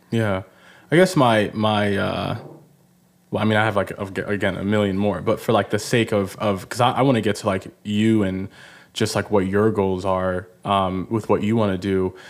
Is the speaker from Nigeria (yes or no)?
yes; Nigeria; I'm Nigerian.